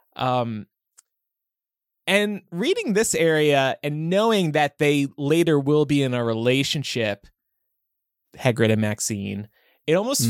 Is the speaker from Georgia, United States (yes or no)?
no; New Jersey, United States; growing up in South Jersey